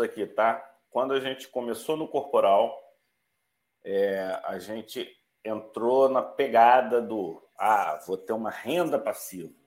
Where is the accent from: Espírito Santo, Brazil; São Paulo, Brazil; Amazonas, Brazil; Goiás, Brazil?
Amazonas, Brazil; Manaus; eu sou de Manaus